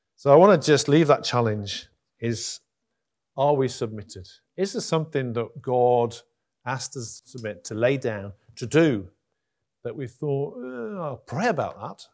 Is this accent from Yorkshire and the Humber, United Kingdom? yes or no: yes; Huddersfield, Yorkshire and the Humber, United Kingdom; also born or lived in Durham; I'm from Huddersfield